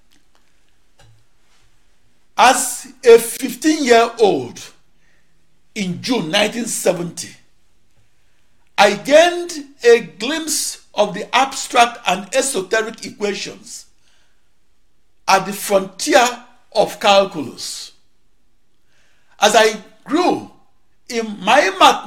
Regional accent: Onitsha, Anambra, Nigeria; moved away as an adult; also born or lived in Akure, Nigeria / Oregon, United States; now in United States; At age 19, I emigrated from Onitsha, Nigeria to Oregon, United States. I last lived in Africa when I was 19 years old.

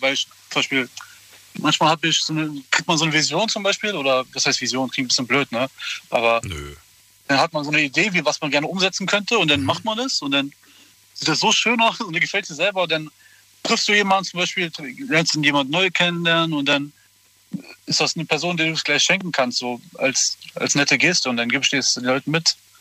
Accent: Berlin, Germany; moved away as an adult; also born or lived in Hamburg; ich bin jetzt in Berlin geboren und ich kenne eigentlich nur Großstadt. Jetzt bin ich in ein, in ein kleines Dorf gezogen

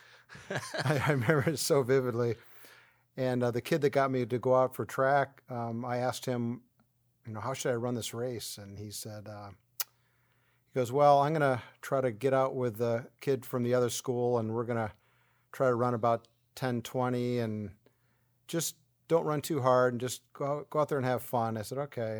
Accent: 40 minutes from Cleveland, Ohio, United States; Cleveland, which is 40 minutes from my hometown

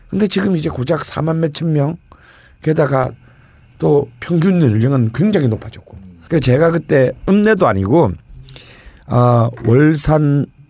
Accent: Busan, South Korea; moved away as an adult; also born or lived in Seoul / Damyang; 부산에서 태어났지만 담양에 묻히고 싶다

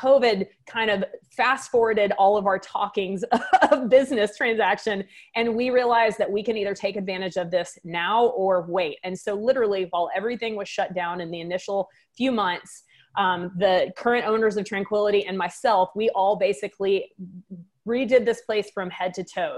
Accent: Waco, Texas, United States; moved away as an adult; now in St. Charles, United States; I've got a little bit of an accent. I'm, I'm from Texas.

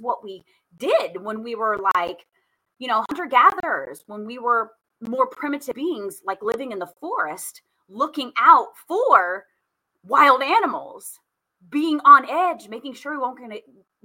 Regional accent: Indianapolis, Indiana, United States; I am from Indy

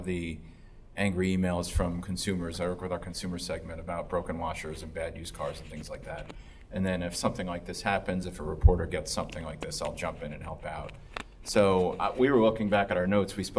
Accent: New Jersey, United States; moved away; I'm from New Jersey

